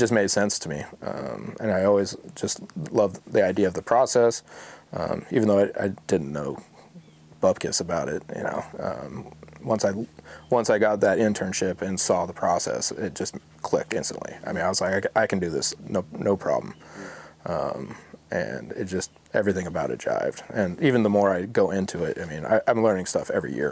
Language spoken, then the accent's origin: English; Jackson Hole, Wyoming, United States; moved away as an adult; also born or lived in South Lake Tahoe, California; now in Oregon, United States; we moved to Wyoming, Jackson Hole, Wyoming. And that's where I graduated high school